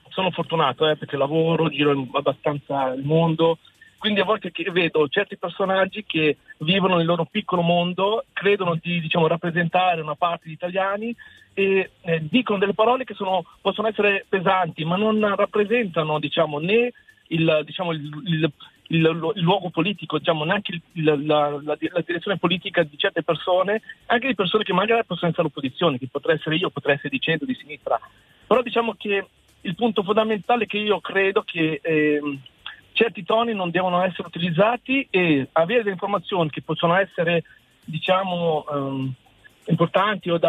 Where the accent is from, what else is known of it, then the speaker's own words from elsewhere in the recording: Italy; Io ci tengo il mio paese, io ci tengo il mio paese Italia.